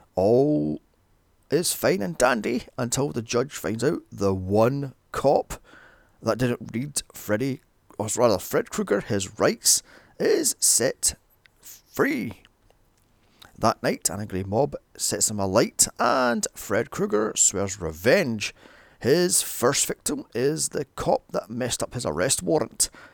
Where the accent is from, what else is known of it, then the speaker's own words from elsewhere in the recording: Scotland, United Kingdom; a little known Scottish horror, Citadel, filmed in my hometown